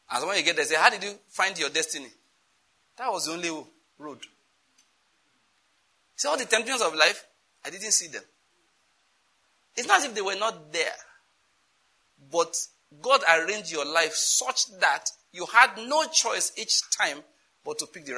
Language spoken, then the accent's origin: English; Western Nigeria, Nigeria; I'm from Western Nigeria